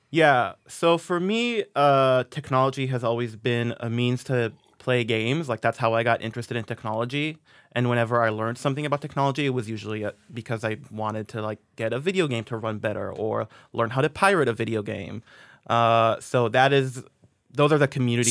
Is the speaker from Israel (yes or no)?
yes; Israel; moved away; I grew up in Israel, so I was, like, on a Hebrew speaking message board